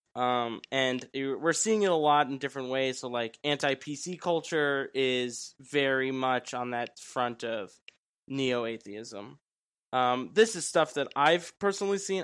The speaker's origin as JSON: {"language": "English", "region": "New York", "country": "United States", "said": "I'm from New York. I grew up in a, in a very Italian family"}